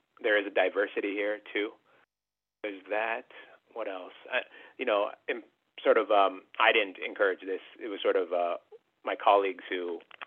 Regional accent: Canada; being like Filipino-Canadian

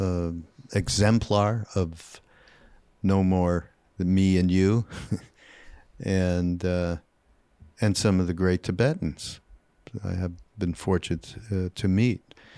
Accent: Canada; Canadian, 'cause I'm Canadian

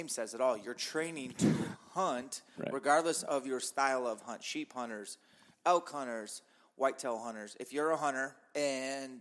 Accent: Spokane, Washington, United States; I'm not from Spokane Valley. I'm from the north side

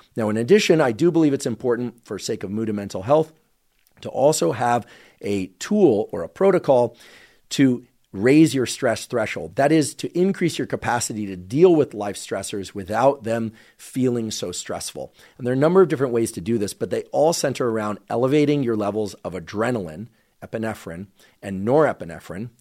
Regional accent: Bay Area, California, United States; I grew up in the Bay Area

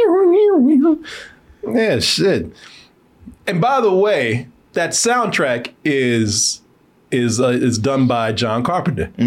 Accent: Waco, Texas, United States; I'm from Waco

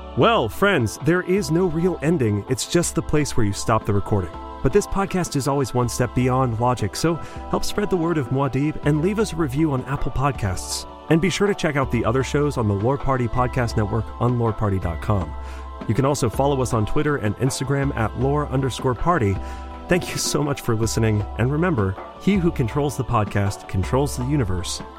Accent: Scotland, United Kingdom; I'm a Scottish dude

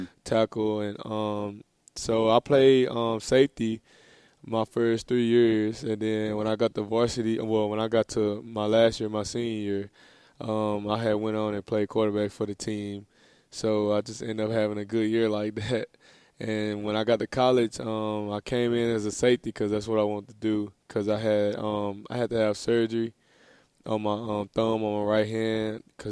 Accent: Dallas, Texas, United States; moved away as an adult; now in Florida, United States; I grew up in Dallas, Texas.

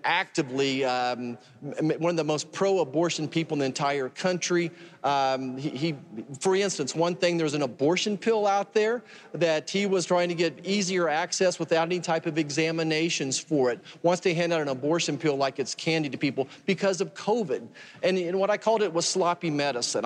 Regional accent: Kansas, United States; my home state of Kansas

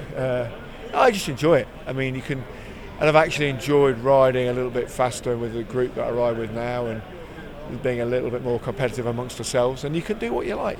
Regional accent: East Midlands, United Kingdom; I'm a very proud Midlander. I was born in the West Midlands, lived most of my life in the East Midlands

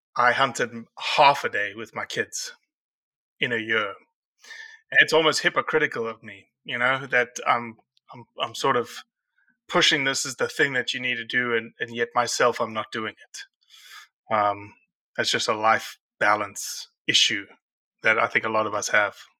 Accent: South Africa; now in Mississippi, United States; I'm a South African. I'm not born for the cold.

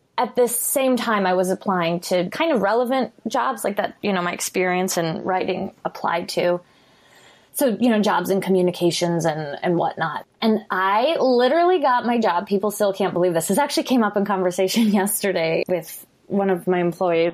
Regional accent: Chicago, Illinois, United States; I'm from Chicago

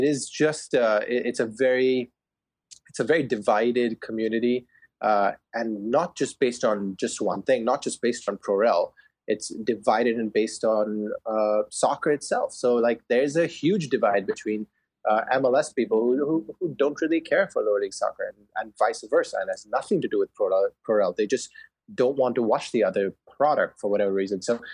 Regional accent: India; now in Indianapolis, United States; I grew up in India, and I watched Manchester United since I was a kid, and then moved here stateside

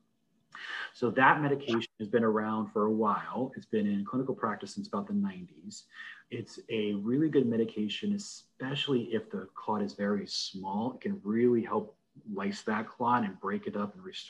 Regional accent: Fallbrook, California, United States; also born or lived in Berkeley, California / Virginia / Phoenix, Arizona / Los Angeles, California; I was born in California, actually in Fallbrook, which is literally just next door to Temecula.

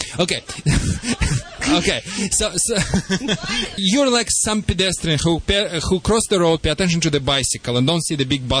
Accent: Russia; English is a second language; I haven't heard that one, but okay, I'm from Russia anyway, so.

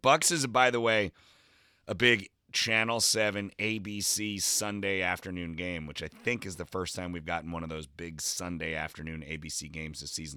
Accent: New Jersey, United States; now in Los Angeles, United States; growing up in New Jersey, I lived in the shadow of New York City.

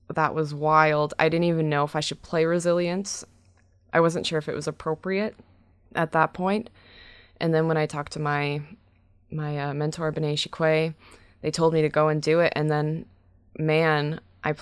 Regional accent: Brantford, Ontario, Canada; my hometown show in Brantford

